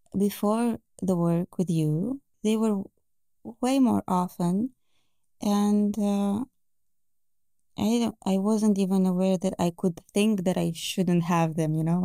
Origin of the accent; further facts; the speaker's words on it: Bucharest, Romania; I am from Romania. Yeah, Bucharest.